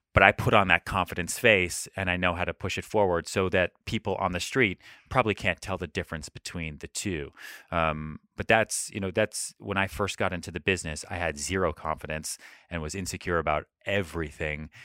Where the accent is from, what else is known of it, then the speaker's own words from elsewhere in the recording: Colorado, United States; moved away as an adult; now in New York City, United States; I moved home to Colorado